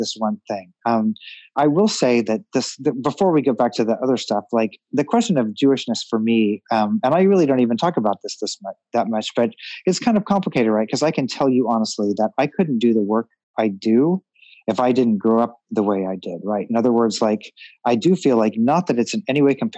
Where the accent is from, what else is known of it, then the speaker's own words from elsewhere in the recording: Missouri, United States; I grew up in Missouri, and we were the Jews in our neighborhood